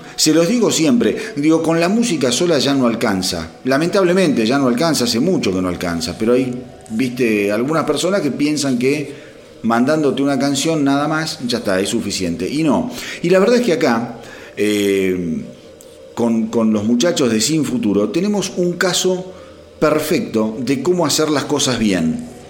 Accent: Berazategui, Buenos Aires Province, Argentina; also born or lived in Quilmes; yo soy oriundo de Verazategui

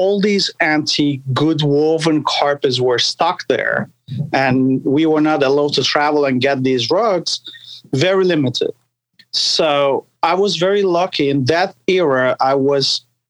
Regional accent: Turkey; also born or lived in New York, New Jersey area; now in United States; I was born and raised in Turkey, and we are Sephardic Jews

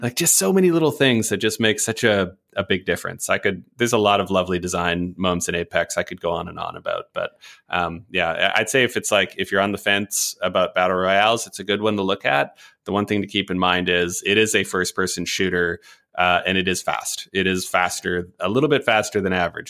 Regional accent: Canada; as a Canadian

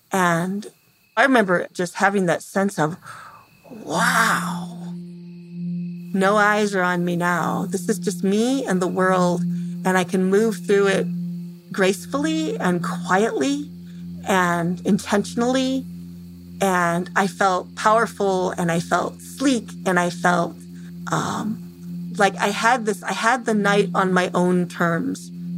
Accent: Temperance, Michigan, United States; I'm from Temperance, Michigan.

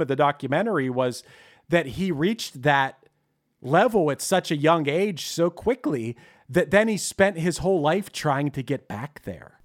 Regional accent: Pittsburgh, Pennsylvania, United States; accent: Pittsburgh; my Pittsburgh accent

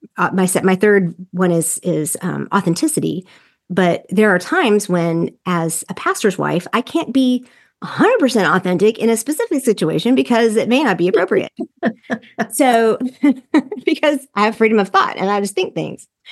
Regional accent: the South, United States; I'm from the South and from the evangelical culture

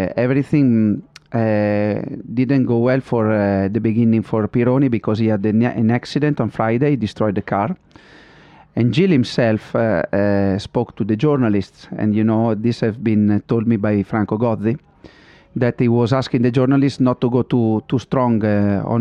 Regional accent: Modena, Emilia-Romagna, Italy; I'm from Modena, I always been around in Ferrari

